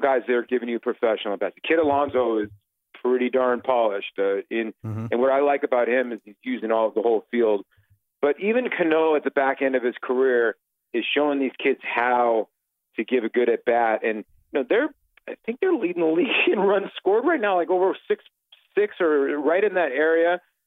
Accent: Arizona, United States; also born or lived in Brooklyn, New York; I was actually grew up in Arizona. I was born in Brooklyn and moved up to Arizona when I was a kid.

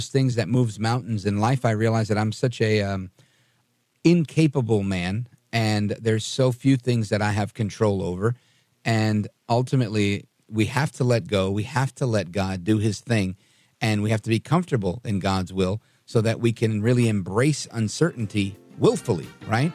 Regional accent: New York City, New York, United States; moved away; also born or lived in Hudson County, New Jersey; I grew up in Brooklyn, New York. So, and then Hudson County, New Jersey.

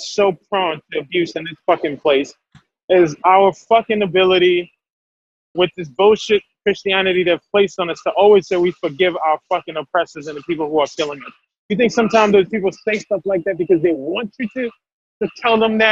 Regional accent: Haiti; English is a second language; now in United States; I'm from Haiti, I'm from a Black country

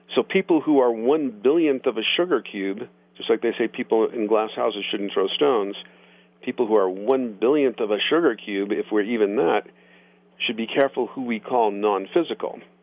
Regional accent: Boulder, Colorado, United States; my hometown of Boulder

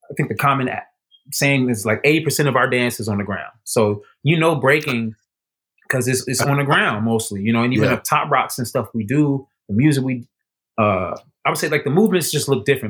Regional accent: Chicago, Illinois, United States

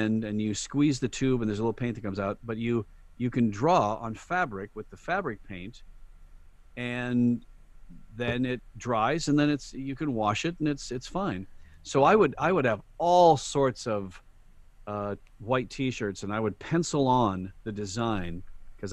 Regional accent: Sioux Falls, South Dakota, United States; moved away; I'd done this in Sioux Falls, my hometown

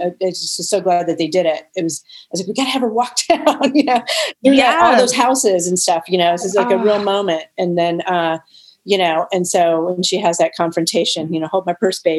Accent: the South, United States; maybe because I was from the South and too, that it's hot and kind of blinding all the time.

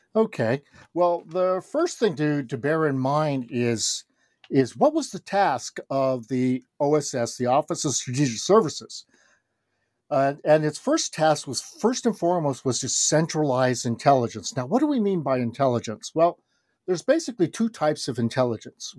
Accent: Los Angeles, California, United States; moved away as an adult; also born or lived in Japan / Kyoto, Japan / New Haven, Connecticut; I was, uh, born and raised in Los Angeles, California, grew up there my whole life

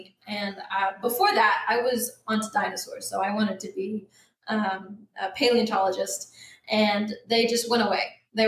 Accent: Bartlesville, Oklahoma, United States; I found an astronomy club in my hometown in Bartlesville.

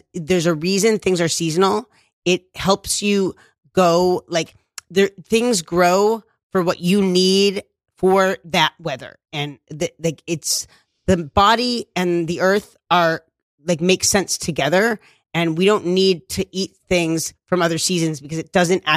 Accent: New York City, New York, United States; I was raised in Bushwick, and this was the mean streets

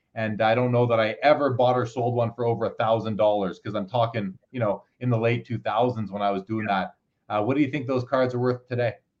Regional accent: Canada; I'm a Canadian

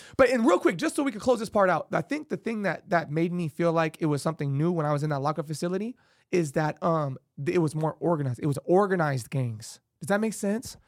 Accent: Las Vegas, Nevada, United States; I grew up on Penwood and Arville

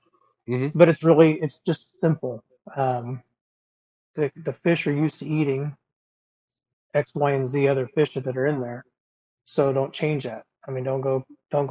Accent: Des Moines, Iowa, United States; I'm from the Des Moines, Iowa area

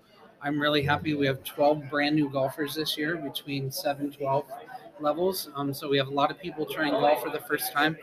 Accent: Pella, Iowa, United States; Boss Landon and Pella is my home course, and I've loved that course my whole life. And so I'm from Pella

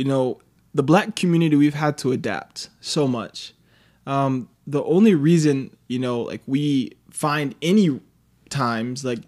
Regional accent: Dallas, Texas, United States; now in Utah, United States; originally from Dallas, Texas

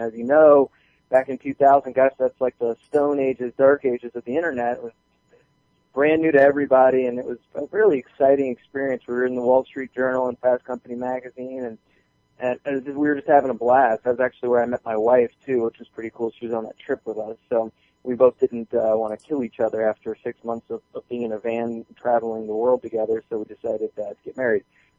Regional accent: Southern United States, United States; And the only reason I even picked up and moved to Atlanta is because I'm from the South, my family's down here, and I'm a warm climate kind of guy.

